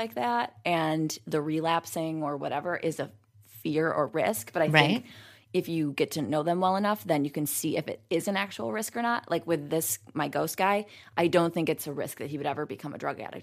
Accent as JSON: {"language": "English", "town": "Utica", "region": "New York", "country": "United States", "tie": "born or raised there", "moved": "yes", "said": "I'm from Utica, New York"}